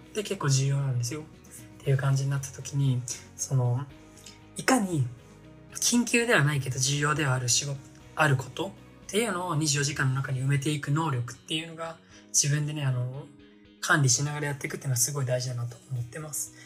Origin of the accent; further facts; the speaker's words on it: Iwate, Japan; moved away as an adult; now in Tokyo, Japan; 僕は岩手出身なんですけども、あの、田舎門が、えっと、一人ね、一人で東京に出てきて